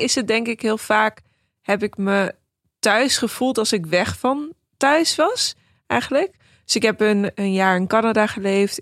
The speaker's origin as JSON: {"language": "Dutch", "country": "Netherlands", "also_born_or_lived": "New York", "said": "ik ben Nederlands, maar ook Iraans"}